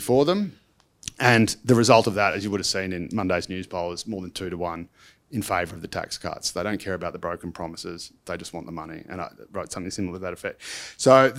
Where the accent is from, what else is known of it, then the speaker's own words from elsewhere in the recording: Dandenong, Victoria, Australia; I grew up in Dandenong